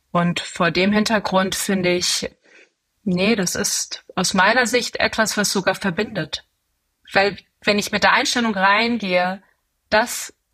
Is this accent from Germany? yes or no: no; Tehran, Tehran Province, Iran; born there; meine beiden Eltern sind Iraner und ähm, ich bin selber in, in Teheran geboren, habe auch viel Zeit in dem Land verbracht.